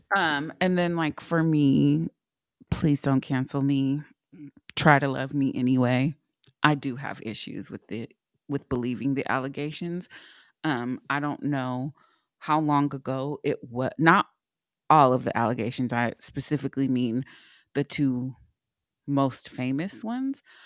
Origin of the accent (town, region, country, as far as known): United States